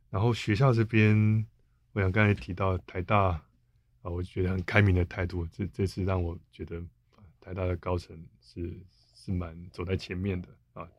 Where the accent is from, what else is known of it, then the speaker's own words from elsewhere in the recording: Taiwan; 我们台湾这边有在讨论啊